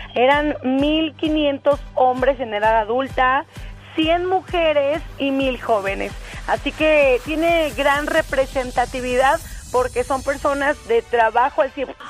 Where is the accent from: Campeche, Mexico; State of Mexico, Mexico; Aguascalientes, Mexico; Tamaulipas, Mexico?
Aguascalientes, Mexico; aquí a Aguascalientes, a mi tierra